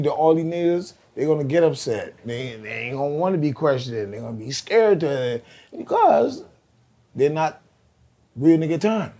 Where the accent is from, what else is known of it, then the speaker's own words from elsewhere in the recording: New York City, New York, United States; I'm from East Flatbush